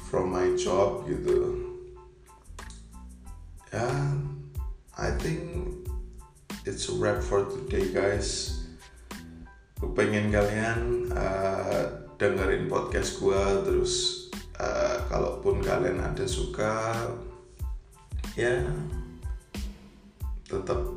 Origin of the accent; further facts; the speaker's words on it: Yogyakarta, Special Region of Yogyakarta, Indonesia; born there; kemudian tentu saja tim dari kota kelahiran saya Bima, uh, Bima Perkasa Jogja itu masih bermain juga.